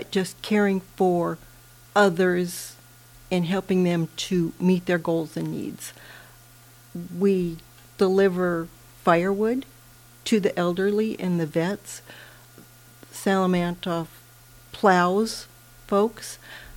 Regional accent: Kenai, Alaska, United States; moved away; I was from Kenai

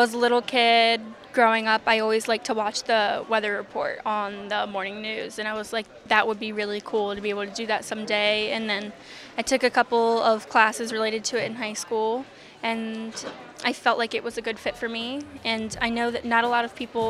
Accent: Maryland, United States; moved away as an adult; now in Missouri, United States; because I'm from Maryland and it's a big transition coming there and coming from there and moving here.

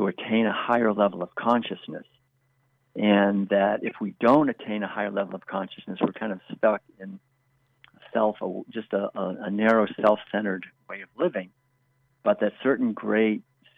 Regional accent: Concord, Massachusetts, United States; I was born and raised in Concord, Massachusetts back in the 1950s.

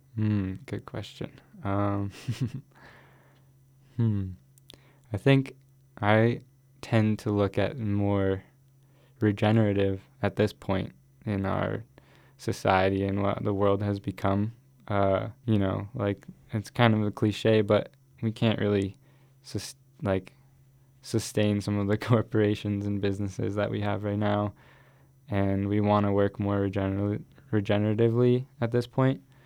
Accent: Boulder, Colorado, United States; also born or lived in Miami / Ecuador; that's really where I grew up, in Boulder

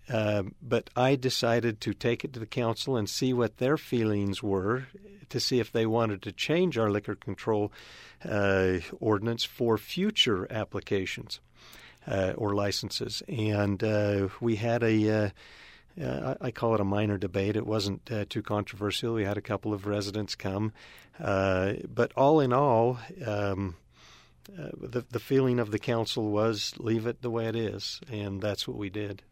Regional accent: Cedar City, Utah, United States; now in Cache Valley, United States; I grew up in Cedar City

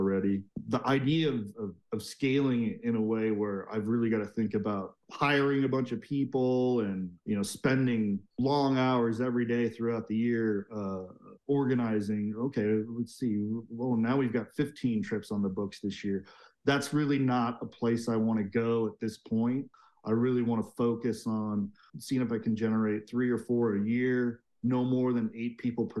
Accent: Seattle, Washington, United States; moved away as an adult; also born or lived in Asia; now in Park City, United States; I grew up in Seattle, went to University of Washington

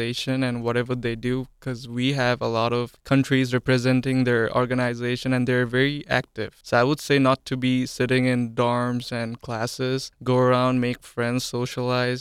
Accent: Bangladesh; moved away as an adult; now in United States; I hail from Bangladesh.

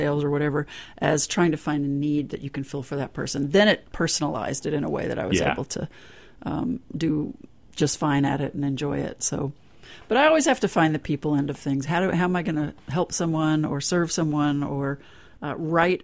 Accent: Dallas, Texas, United States; also born or lived in Colorado / Plano, Texas; I grew up over in East Dallas in the Casa Linda area

